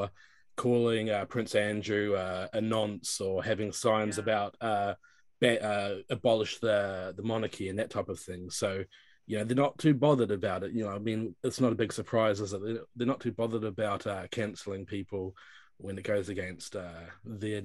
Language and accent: English; New Zealand; now in United Kingdom; I'm originally from New Zealand, but I've been in the UK for a long time.